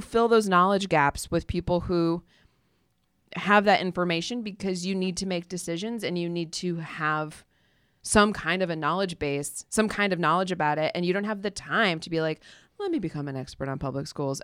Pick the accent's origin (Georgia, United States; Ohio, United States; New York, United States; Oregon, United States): Ohio, United States; Toledo; born or raised there